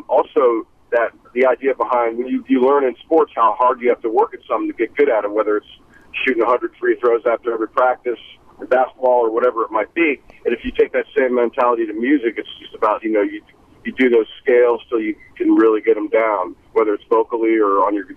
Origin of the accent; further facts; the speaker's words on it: suburbs of Washington, D.C. in Maryland, United States; moved away as an adult; now in South Carolina, United States; I'm from the suburbs of Washington, D.C. in Maryland, and then I moved to South Carolina in 1985, 89, in that area when I was at college.